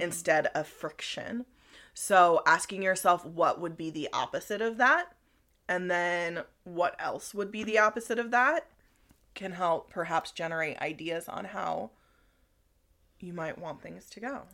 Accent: Cedar Creek, Nebraska, United States; Cedar Creek was my hometown also

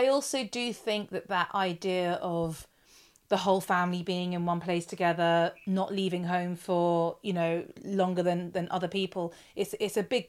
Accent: London, United Kingdom; I'm obviously a Londoner through and through

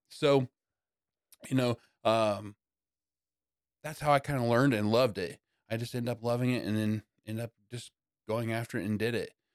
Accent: Yorktown, Indiana, United States; also born or lived in Blackford County, Indiana; we moved from Blackford, um, to Yorktown

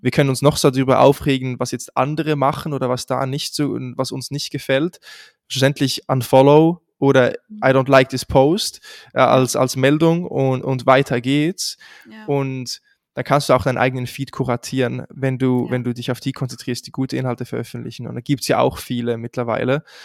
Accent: Switzerland; accent: Swiss; moved away; ich komme ursprünglich aus der Schweiz, das hört man wahrscheinlich auch relativ schnell heraus, wenn ich spreche

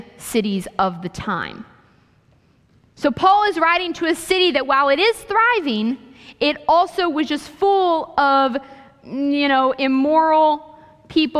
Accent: Ohio, United States; moved away as an adult; also born or lived in Kansas; I went to school in Kansas, so I was like 15 hours away from home because I'm from Ohio

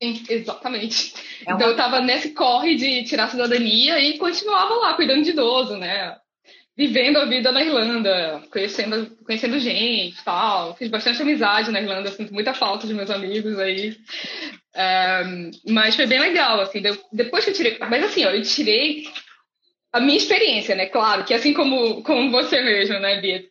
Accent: Brazil; moved away as an adult; also born or lived in Dublin, Ireland; eu saí do Brasil engenheira e cheguei na Europa analfabeta

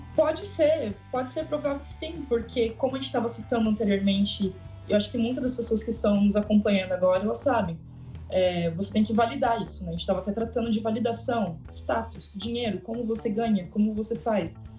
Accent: Brazil; also born or lived in Toronto; Como brasileira

